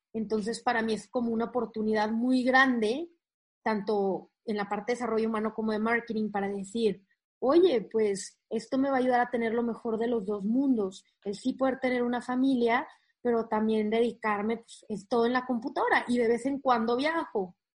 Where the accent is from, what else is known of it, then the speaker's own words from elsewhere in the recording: Monterrey, Nuevo León, Mexico; moved away as an adult; now in Saltillo, Mexico; yo soy de Monterrey, o sea, al norte de México, y toda la vida he estado ahí hasta que nos mudamos a Saltillo